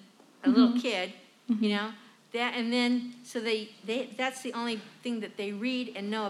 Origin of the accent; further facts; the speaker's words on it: California, United States; I'm from California, but I grew up in the Greek Orthodox Church.